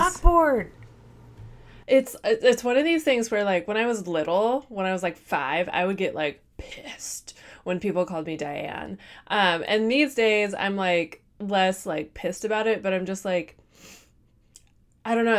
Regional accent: Midwest, United States; I'm from the Midwest

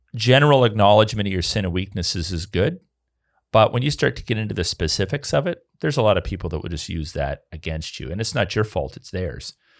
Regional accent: Canada; I'm a Canadian

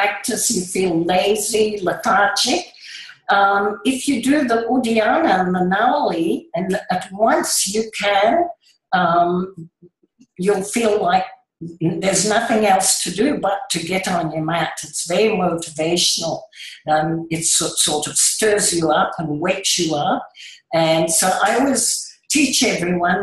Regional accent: Indonesia; moved away; because I was born in the Far East in Indonesia

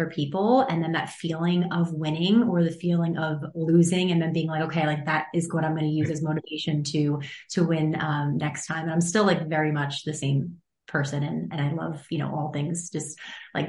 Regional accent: Long Island, New York, United States; also born or lived in North Carolina; I grew up on Long Island in New York

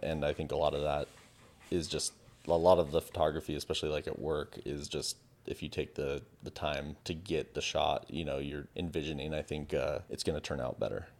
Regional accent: San Diego, California, United States; I grew up in San Diego. by the beach

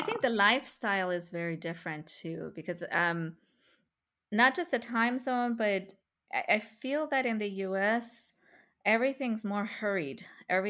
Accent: Iran; not just back in my home country of Iran, but my cousins are now spread all over the world.

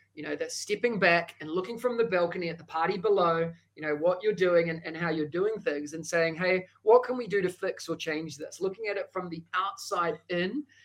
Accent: New Zealand; accent: Kiwi; moved away as an adult; now in Singapore; that thick accent is a Kiwi accent. Uh, I hail from New Zealand

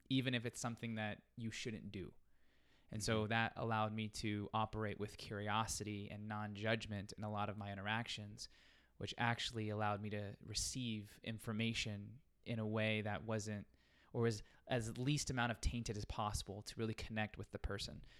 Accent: Las Vegas, Nevada, United States; I'm born and raised in Las Vegas, so stayed home

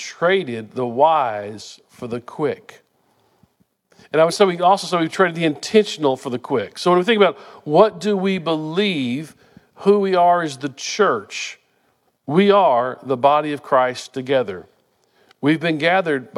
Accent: Wichita Falls, Texas, United States; we grew up in Wichita Falls

